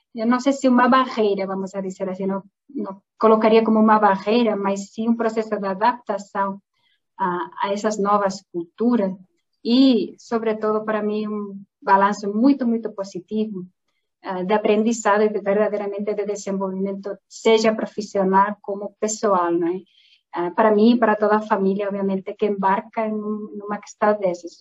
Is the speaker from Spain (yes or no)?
yes; southwest Spain, Spain; Portuguese is a second language; moved away as an adult; also born or lived in Portugal; now in Brazil; eu não sou brasileira, não é? meu sotaque não é daqui. Uh, ah, eu sou espanhola de origem, sou de uma região do sudoeste da Espanha